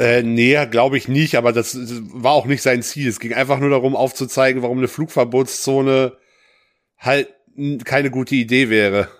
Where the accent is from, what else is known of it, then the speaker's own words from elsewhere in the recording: West Germany, Germany; ich bin nun mal im Westen geboren und aufgewachsen